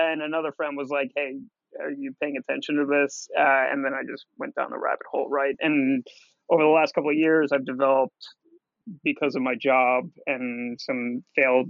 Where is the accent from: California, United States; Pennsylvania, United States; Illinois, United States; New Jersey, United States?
New Jersey, United States; I'm a Jew from New Jersey